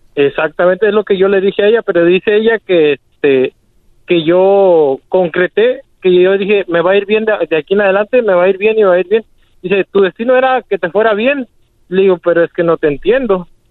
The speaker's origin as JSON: {"language": "Spanish", "town": "Uruapan", "region": "Michoacán", "country": "Mexico", "moved": "yes", "lives_now": "Argyle, United States", "said": "Estamos aquí en Argile, Texas. Somos de Uruapan, Michoacán"}